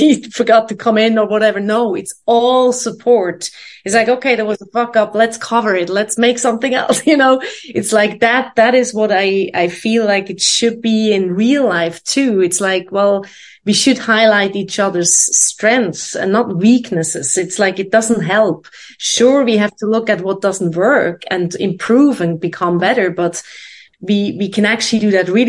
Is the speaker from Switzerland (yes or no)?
yes; Switzerland; moved away as an adult; also born or lived in London, United Kingdom / Boston, United States / New York, United States; now in Amsterdam, Netherlands; I was born in Switzerland